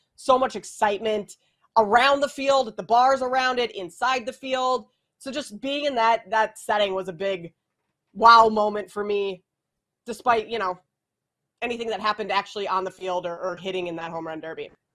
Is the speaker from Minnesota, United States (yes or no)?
yes; Minneapolis, Minnesota, United States; I grew up in Minneapolis and was working there at the time